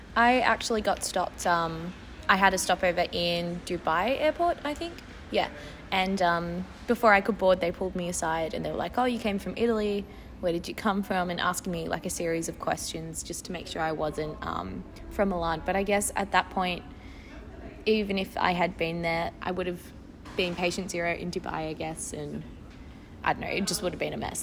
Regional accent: Australia; I'm an Australian citizen, I have two passports, I came in on my Italian one

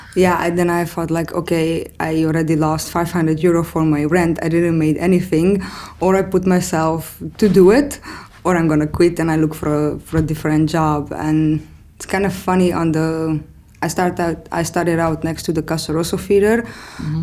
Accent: Romania; moved away as an adult; now in Amsterdam, Netherlands; I'm originally coming from Romania. I moved to the Netherlands in 2010.

